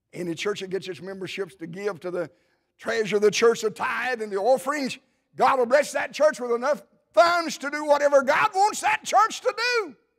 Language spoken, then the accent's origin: English; Cleveland, Tennessee, United States; My wife and I, of course, we grew up near the Cleveland, Tennessee area